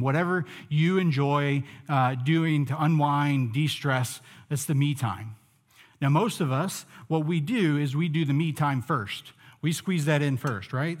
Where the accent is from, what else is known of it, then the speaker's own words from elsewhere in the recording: United States; Growing up in the United States